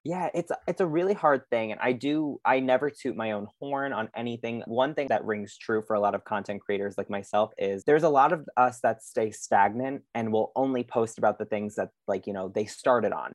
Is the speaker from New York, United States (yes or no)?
yes; Long Island, New York, United States; I'm obviously from Long Island.